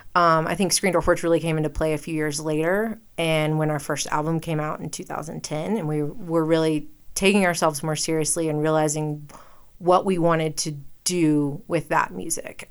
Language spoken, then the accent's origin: English; Western North Carolina, United States; moved away as an adult; also born or lived in the South; now in Jackson, Wyoming, United States; I was born in Western North Carolina